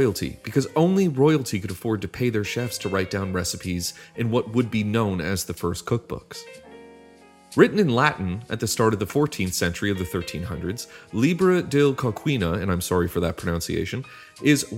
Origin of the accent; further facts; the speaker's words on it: Canada; I am proud to be from a country of fellow Kraft Dinner eaters. This is a dish that is sewn into the framework of growing up in Canada.